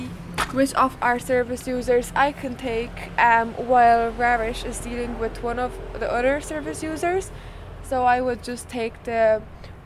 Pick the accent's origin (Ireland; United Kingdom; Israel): Ireland; Dublin, Leinster; I am Romanian. I grew up in Ireland, so I'm half Irish.